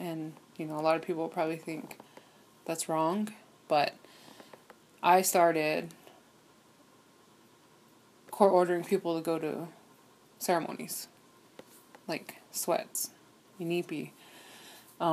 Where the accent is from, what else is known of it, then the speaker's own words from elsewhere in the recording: Wounded Knee, South Dakota, United States; also born or lived in Dayton, Ohio / Wanblee, South Dakota; growing up in Wounded Knee